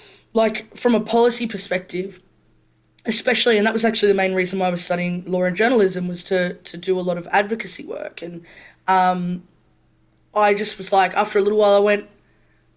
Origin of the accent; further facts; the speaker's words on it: Brisbane, Queensland, Australia; I grew up in Brisbane.